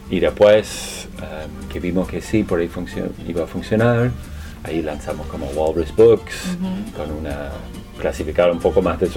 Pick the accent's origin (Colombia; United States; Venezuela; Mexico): United States; now in Buenos Aires, Argentina; De los Estados Unidos.